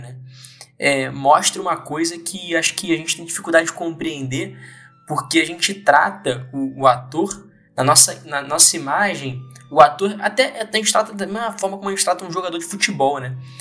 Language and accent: Portuguese; Brazil; enquanto brasileiro